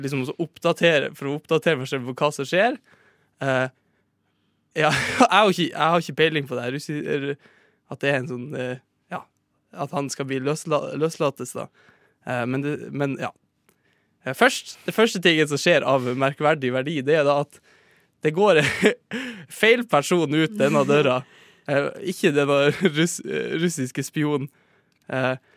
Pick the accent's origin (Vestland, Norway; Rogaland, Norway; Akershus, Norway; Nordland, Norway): Nordland, Norway; Sortland; moved away; på Sortland, der jeg er fra